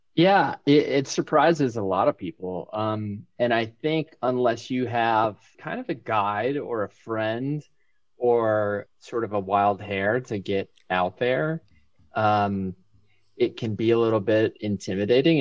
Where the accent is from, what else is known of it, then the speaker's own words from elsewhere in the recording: Winter Park, Florida, United States; moved away as an adult; also born or lived in New England; now in Bozeman, United States; I was born in New England, but went to high school in Winter Park, Florida, and my family is still in Winter Park, Florida.